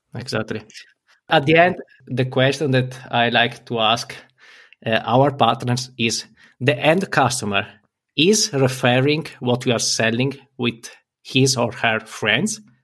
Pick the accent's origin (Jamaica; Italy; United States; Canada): Italy; I'm from Italy